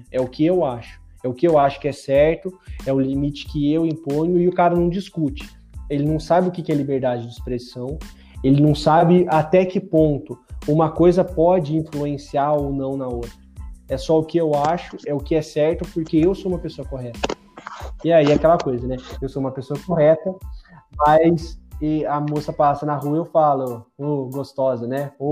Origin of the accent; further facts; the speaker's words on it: São Paulo, Brazil; Eu sou paulistano, na verdade, mas eu queria votar em São Paulo